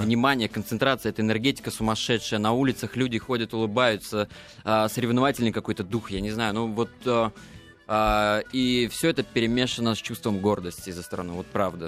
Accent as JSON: {"language": "Russian", "town": "Mogilev", "region": "Mogilev Region", "country": "Belarus", "tie": "born or raised there", "said": "мы родом, да, из Беларуси, из маленького-маленького городочка Могилев"}